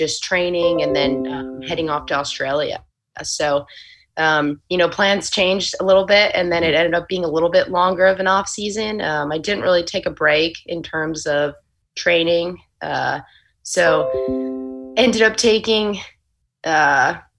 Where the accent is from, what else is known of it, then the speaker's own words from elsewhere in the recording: Pennsylvania, United States; moved away; also born or lived in Florida; growing up when I was younger in Pennsylvania